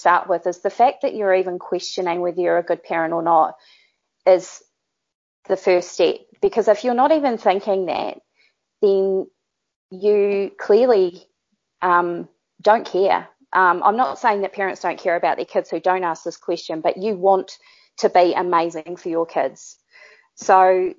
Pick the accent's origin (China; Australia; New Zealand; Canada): New Zealand; accent: Kiwi; Being a Kiwi and having a Kiwi accent